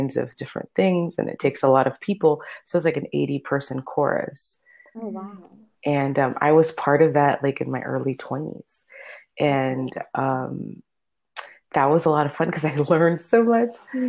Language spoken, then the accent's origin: English; Miami, Florida, United States; first language Spanish; English is a second language; moved away; I grew up in Miami, Florida